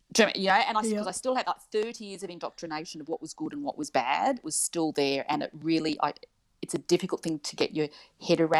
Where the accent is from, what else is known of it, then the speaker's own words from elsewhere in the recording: Wagga Wagga, New South Wales, Australia; also born or lived in Perth; my parents divorced when I was 5. We moved back to Wagga, which is central New South Wales.